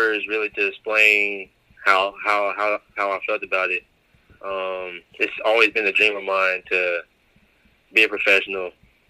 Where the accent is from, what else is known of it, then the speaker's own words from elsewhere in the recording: Monroe, North Carolina, United States; I'm from Monroe, North Carolina, mm-hmm. just south of Charlotte, North Carolina.